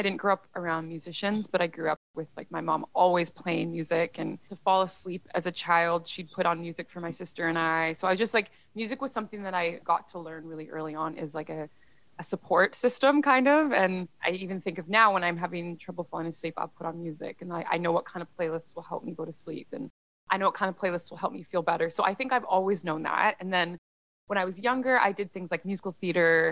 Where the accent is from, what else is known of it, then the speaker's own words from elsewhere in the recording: Vancouver, British Columbia, Canada; So I am in Vancouver, BC, also known as the unceded territories of the Squamish, Musqueam, and Tsleil-Waututh First Nations. And I was born here and raised here